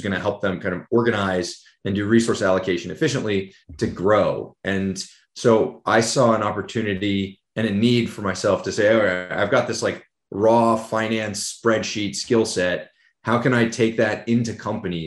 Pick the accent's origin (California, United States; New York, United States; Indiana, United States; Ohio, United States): California, United States; San Francisco Bay Area; I grew up in the San Francisco Bay Area